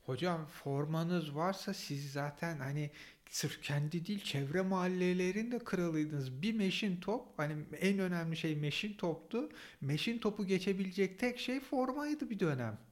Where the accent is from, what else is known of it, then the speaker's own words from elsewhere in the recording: Istanbul, Turkey; ben Kadıköylüyüm, Fenerbahçeliyim